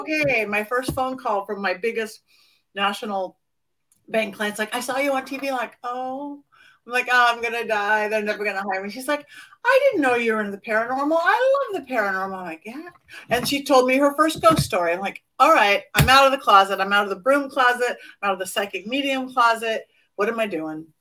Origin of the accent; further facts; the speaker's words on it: Los Angeles, California, United States; I'm born and raised in Hollywood